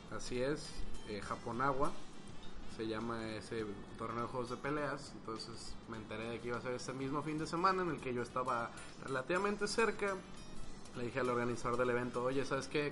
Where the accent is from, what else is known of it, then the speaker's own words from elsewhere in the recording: Guadalajara, Jalisco, Mexico; yo soy un individuo de Guadalajara que anda aquí de paso